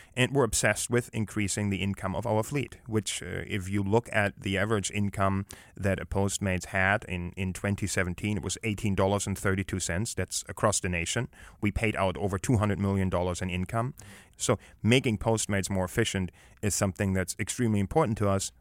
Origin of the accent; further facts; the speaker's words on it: Germany; now in United States; growing up in Europe and growing up in Germany